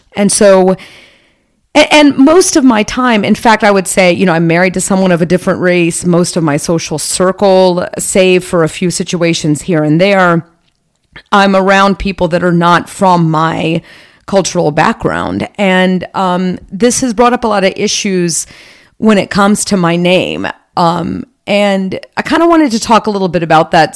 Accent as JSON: {"language": "English", "country": "United States", "accent": "American", "said": "I'm speaking English with a very clear American accent"}